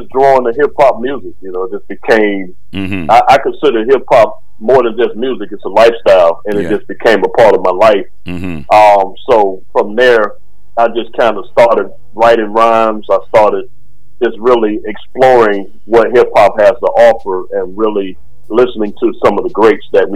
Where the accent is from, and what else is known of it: Orlando, Florida, United States; born or raised there